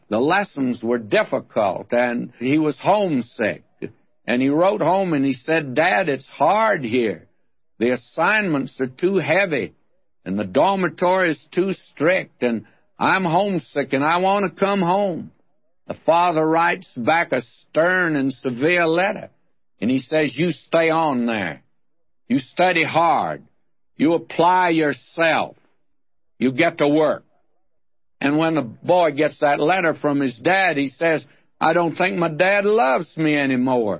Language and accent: English; Texas, United States; accent: Texas accent; some of us Texans thought. We thought it was going to be the Texas accent